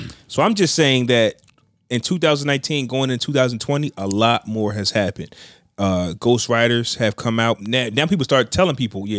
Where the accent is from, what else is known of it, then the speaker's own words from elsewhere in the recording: United States; And you know that's us in New York, New Jersey.